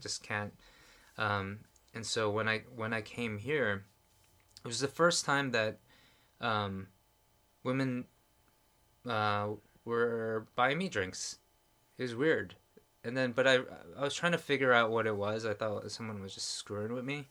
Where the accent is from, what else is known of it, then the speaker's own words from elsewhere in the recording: New York, United States; moved away as an adult; now in Korea; growing up in New York and in Manhattan